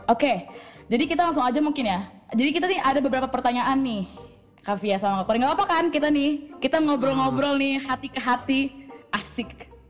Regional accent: Bekasi, West Java, Indonesia; sangat injak injak saya di sini ya sebagai anak Bekasi ya.

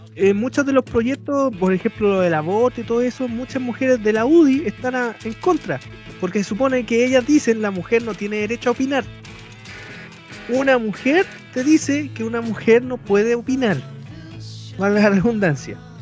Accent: Chile; aquí nos jactamos, no, nosotros somos los jaguares de América

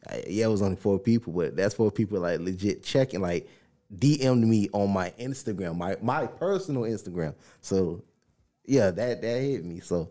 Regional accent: the South, United States; I'm from the South.

